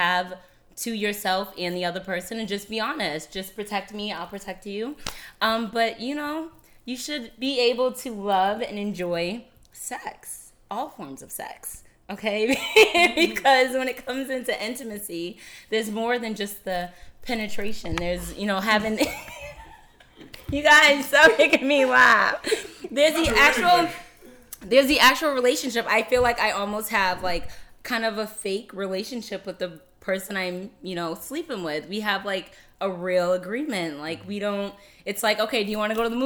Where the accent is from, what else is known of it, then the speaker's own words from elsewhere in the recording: the South, United States; I'm also from the South, my family's always like, you're 27, you're supposed to be married with kids at 18